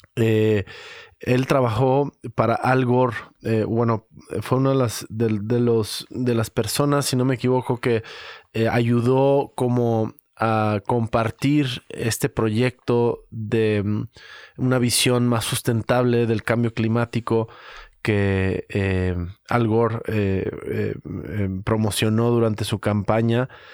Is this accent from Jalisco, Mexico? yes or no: yes; Guadalajara, Jalisco, Mexico; cómo somos los tapatíos